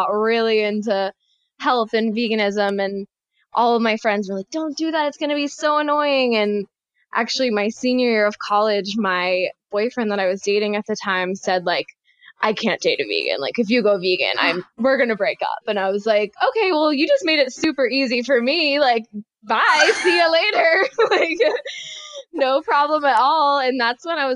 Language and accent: English; North Carolina, United States; also born or lived in Florida; I grew up in small town North Carolina